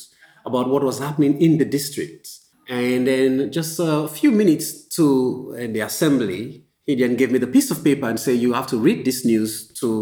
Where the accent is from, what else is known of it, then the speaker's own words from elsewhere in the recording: Freetown, Western Area, Sierra Leone; also born or lived in London, United Kingdom; now in Accra, Ghana; So I'm a Sierra Leonean. I come from Freetown, Sierra Leone.